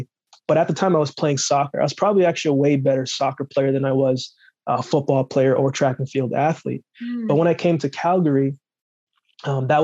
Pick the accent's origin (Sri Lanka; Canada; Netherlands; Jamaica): Jamaica; moved away; originally born in Jamaica, I grew up very rough, grew up very tough. You know, the place where I grew up in Jamaica